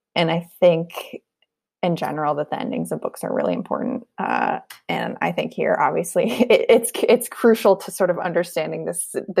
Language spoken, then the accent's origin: English; Hurricane, West Virginia, United States; moved away as an adult; also born or lived in New York / Berlin; I'm from Hurricane